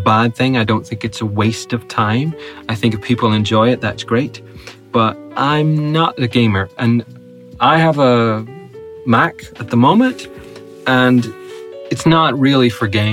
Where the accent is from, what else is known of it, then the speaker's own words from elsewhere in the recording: Northern Ireland, United Kingdom; I'm Northern Irish